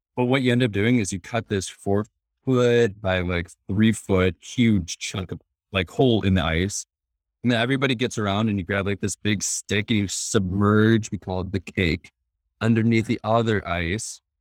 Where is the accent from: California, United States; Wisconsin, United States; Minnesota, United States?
Wisconsin, United States; born or raised there; moved away